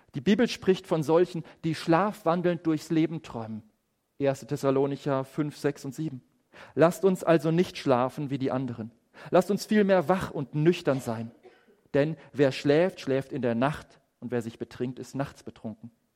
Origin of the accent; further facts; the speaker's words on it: Germany; bei uns in Deutschland